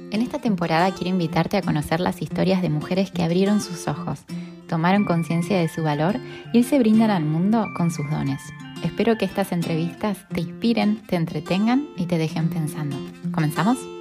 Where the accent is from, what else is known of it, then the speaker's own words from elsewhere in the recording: Argentina; moved away as an adult; now in Miami, United States; somos las dos argentinas